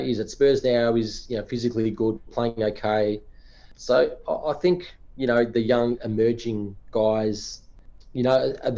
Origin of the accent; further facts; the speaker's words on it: Australia; as an Aussie